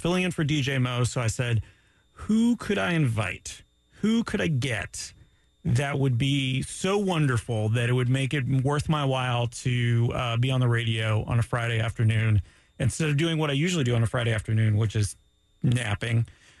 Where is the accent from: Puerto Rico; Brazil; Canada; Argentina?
Canada; I'm Canadian at all, and also Greek?